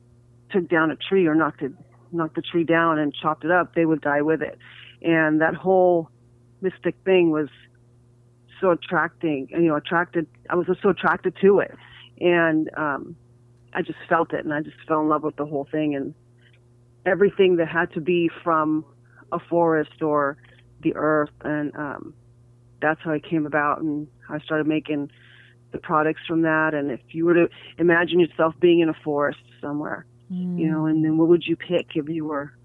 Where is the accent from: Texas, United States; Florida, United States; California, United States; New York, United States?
New York, United States; I grew up in New York